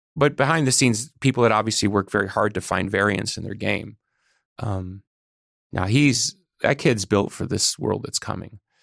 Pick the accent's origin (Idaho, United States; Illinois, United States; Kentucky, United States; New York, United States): Illinois, United States; Chicago; We're from Chicago